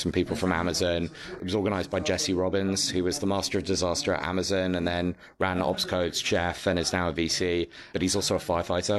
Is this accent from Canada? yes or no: no; United Kingdom; as a Brit